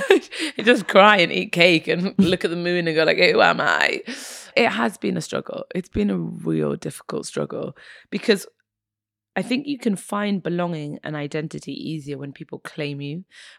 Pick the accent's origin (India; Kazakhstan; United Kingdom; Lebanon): United Kingdom; England; also born or lived in Egypt; So I was born in Egypt, half Egyptian, half Irish. My mother's Irish. My father is Egyptian. And then we moved to England when I was a baby. My parents split up and I came to England when I was about four.